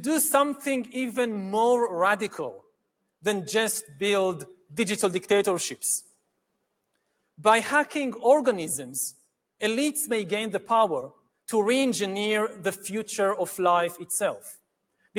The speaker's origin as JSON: {"language": "English", "country": "Israel", "said": "my home country of Israel"}